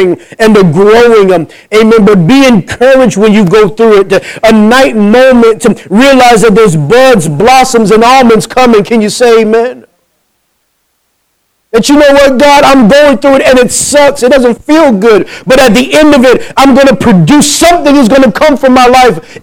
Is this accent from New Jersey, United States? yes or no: yes; New Jersey, United States; I'm from New Jersey